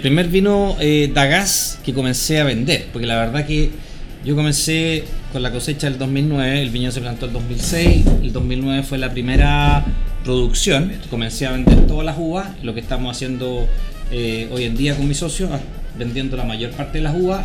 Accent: Santiago, Santiago Metropolitan Region, Chile; nací en Santiago, eh, estudié en Santiago, eh, incluyendo la universidad

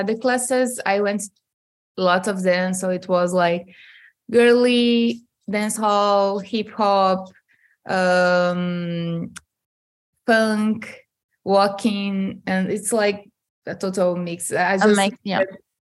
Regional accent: Manaus, Amazonas, Brazil; moved away; I'm from Manaus, like in the state of Amazonas

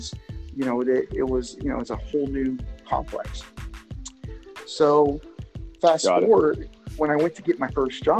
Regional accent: Barquisimeto, Lara, Venezuela; now in United States; I lived with my grandparents in, it's called the Barquisimeto, Venezuela.

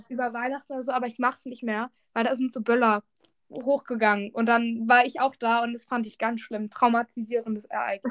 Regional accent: Lower Saxony, Germany; bei uns in Niedersachsen

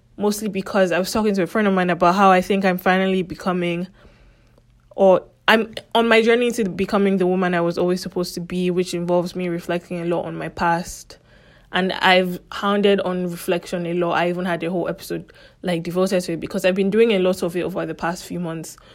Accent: Lagos, Nigeria; first language English; I grew up in Lagos

